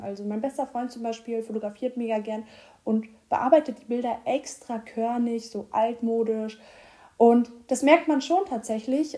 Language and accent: German; Rostock, Mecklenburg-Vorpommern, Germany; now in Hamburg, Germany; ich komme ja aus Rostock